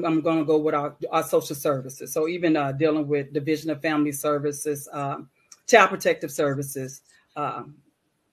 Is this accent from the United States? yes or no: yes; St. Louis, Missouri, United States; also born or lived in Needleville (rural, 'the country') / Florissant, Missouri / Jackson State (Mississippi); came on up to St. Louis about the age of 10. And I grew up in the Normandy School District